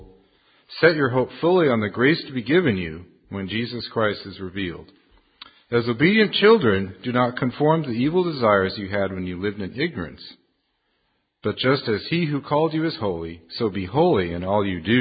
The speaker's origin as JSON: {"language": "English", "region": "California", "country": "United States", "tie": "born or raised there", "also_born_or_lived": "Carolinas", "moved": "yes", "lives_now": "Canada", "said": "I grew up in California"}